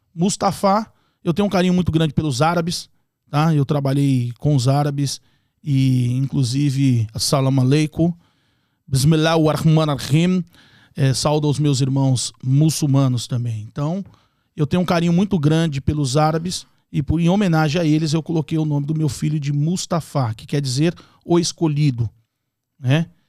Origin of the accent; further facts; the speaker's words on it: São Paulo, Brazil; moved away as an adult; now in Orlando, United States; Nasci em São Paulo, capital é, me criei na zona norte de São Paulo, depois migrei para a zona leste